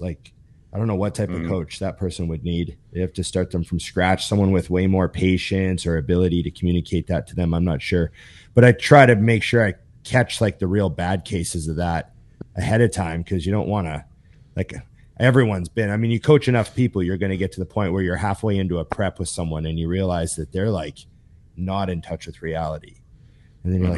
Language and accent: English; Canada; I'm a Canadian